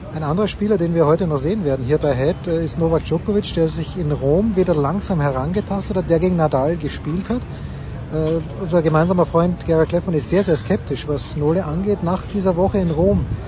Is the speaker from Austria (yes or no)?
yes; Austria; als Österreicher